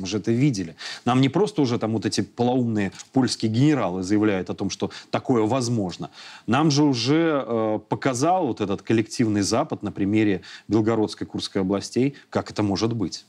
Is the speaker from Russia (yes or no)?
no; Belarus